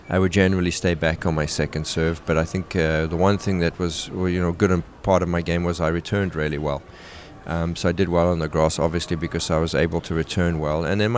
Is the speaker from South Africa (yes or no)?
yes; South Africa; You know, in South Africa, we had one TV channel, and we literally only had Wimbledon as tennis through the ye